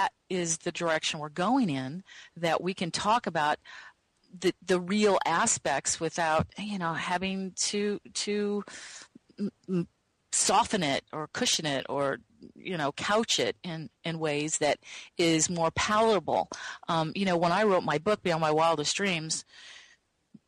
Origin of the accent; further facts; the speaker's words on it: the Bible Belt, United States; moved away; also born or lived in California; I grew up in the Bible Belt